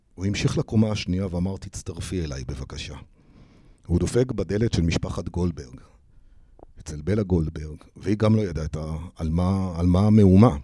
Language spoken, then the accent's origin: Hebrew; Tel Aviv, Tel Aviv District, Israel; כל היום גדלנו פה ברחובות